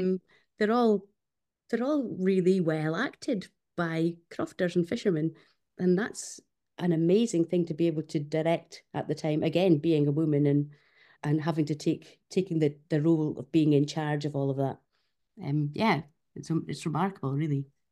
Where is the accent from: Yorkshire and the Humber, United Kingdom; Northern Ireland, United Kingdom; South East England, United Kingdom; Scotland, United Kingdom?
Scotland, United Kingdom; Fair Isle, Shetland; my childhood growing up on Fair Isle